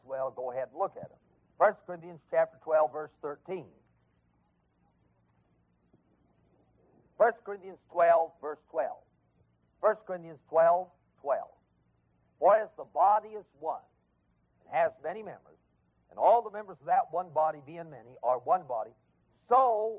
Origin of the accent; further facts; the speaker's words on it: Southern California, United States; now in Memphis, United States; I grew up in Southern California.